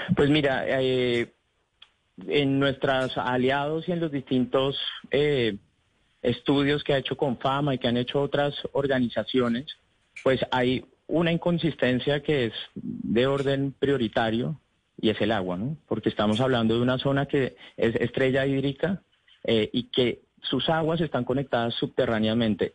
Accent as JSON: {"language": "Spanish", "country": "Colombia", "said": "como colombianos"}